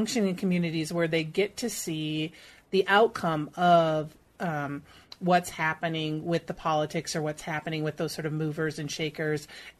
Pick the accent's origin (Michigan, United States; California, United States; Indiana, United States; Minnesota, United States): Minnesota, United States; Minneapolis; I grew up in Minneapolis, right?